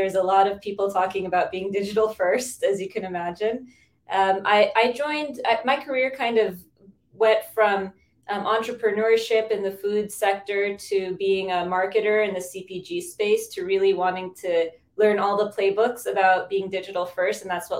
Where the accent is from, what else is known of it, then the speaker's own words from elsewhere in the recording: United States; I'm from the States.